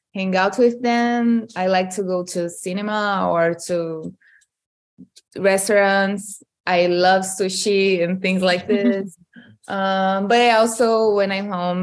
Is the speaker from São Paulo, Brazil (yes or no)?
no; Manaus, Amazonas, Brazil; moved away; I'm from Manaus, like in the state of Amazonas